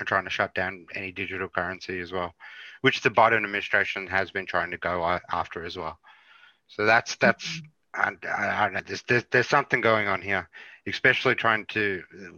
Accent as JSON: {"language": "English", "country": "Australia", "said": "I'm Australian"}